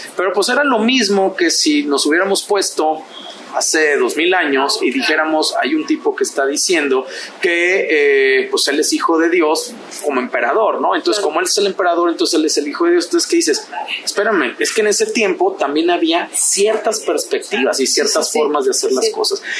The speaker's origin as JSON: {"language": "Spanish", "country": "Mexico", "said": "somos mexicanos"}